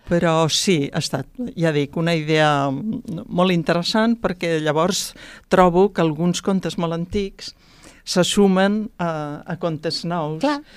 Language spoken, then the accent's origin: Catalan; Pallars, Catalonia, Spain; also born or lived in Tremp; now in Barcelona, Spain; jo mateixa, que sóc del Pallars